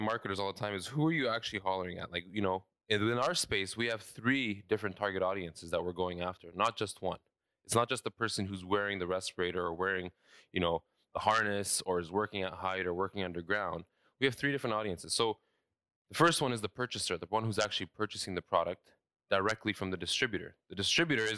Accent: Saudi Arabia; also born or lived in London, Ontario, Canada; now in Canada; I was born and raised in Saudi Arabia. I moved to Canada in 2004 in Ontario, specifically London.

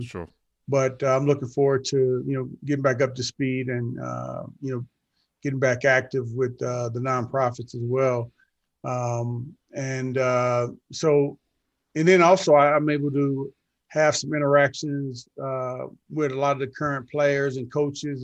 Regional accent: St. Louis, Missouri, United States; growing up the way that I grew up in St. Louis

